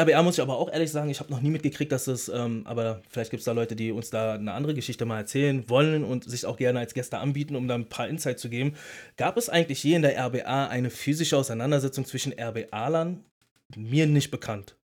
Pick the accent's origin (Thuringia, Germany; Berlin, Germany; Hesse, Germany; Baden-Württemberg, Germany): Berlin, Germany; ich bin ein Berliner, ich bin in einer Berliner Großstadt und nicht gerade in den, in, in den sanften Vierteln aufgewachsen